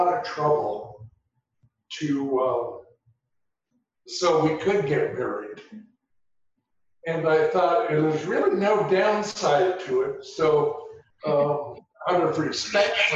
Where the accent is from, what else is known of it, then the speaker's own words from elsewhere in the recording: Seattle, Washington, United States; also born or lived in Skyway, Washington / Renton, Washington; now in Whidbey Island, United States; I grew up in Seattle